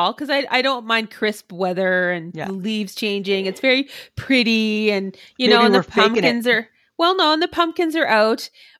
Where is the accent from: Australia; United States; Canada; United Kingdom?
Canada; accent: Canadian; also born or lived in Osoyoos, British Columbia; now in Saskatchewan, Canada; There's my Canadian accent.